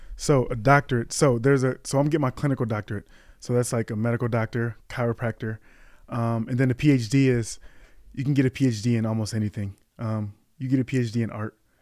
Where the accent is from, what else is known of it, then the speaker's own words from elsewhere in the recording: Kalamazoo, Michigan, United States; moved away as an adult; now in Chicago, United States; I was born in Kalamazoo, Michigan